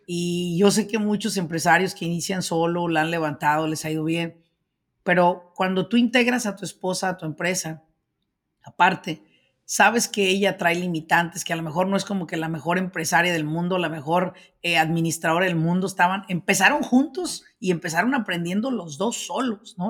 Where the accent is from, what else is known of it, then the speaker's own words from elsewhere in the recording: Michoacán, Mexico; soy señores de Michoacán.